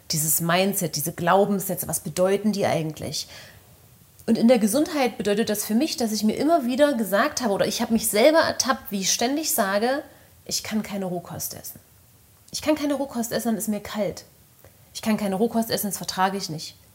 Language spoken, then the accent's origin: German; Germany; ja, ich bin halt klassisch in der DDR groß geworden.